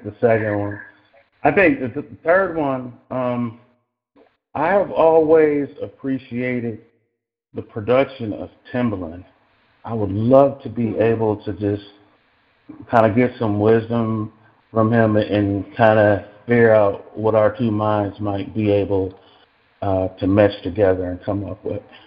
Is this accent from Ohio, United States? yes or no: yes; Cleveland, Ohio, United States; moved away as an adult; now in Los Angeles, United States; I was I was born and raised in Cleveland, Ohio.